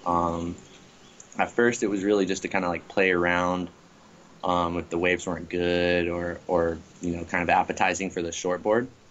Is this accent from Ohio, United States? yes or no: no; Bradenton, Florida, United States; moved away as an adult; now in Lahaina, United States; Bradenton, Anna Maria Island is the uh, beaches and town that I grew up in.